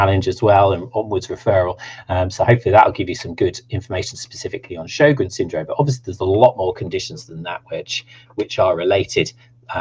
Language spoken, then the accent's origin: English; United Kingdom; accent: Southern; if you like my Southern accent